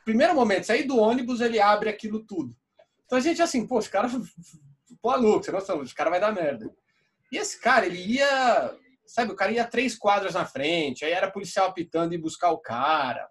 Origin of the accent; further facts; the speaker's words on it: Brazil; a gente é brasileiro